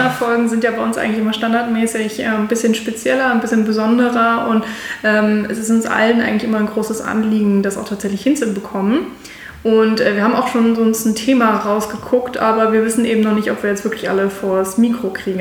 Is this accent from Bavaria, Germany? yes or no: no; near Hanover, Lower Saxony, Germany; moved away as an adult; also born or lived in Mainz / Munich; now in Berlin, Germany; also eigentlich komme ich aus der Nähe von Hannover.